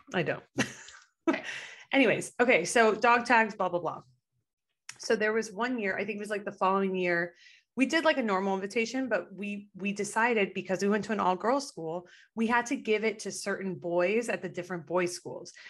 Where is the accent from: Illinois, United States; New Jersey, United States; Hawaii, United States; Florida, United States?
Florida, United States; Miami; now in Los Angeles, United States; growing up in Miami